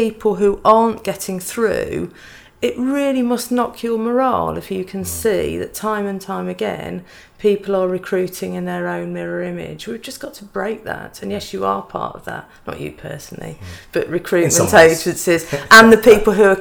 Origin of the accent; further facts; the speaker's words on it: Black Country, West Midlands, United Kingdom; I'm from the Black Country too